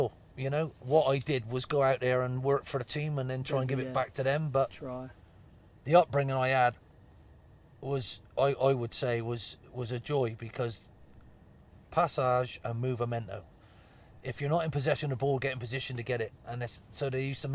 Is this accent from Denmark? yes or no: no; Bristol, South West England, United Kingdom; I'm from Bristol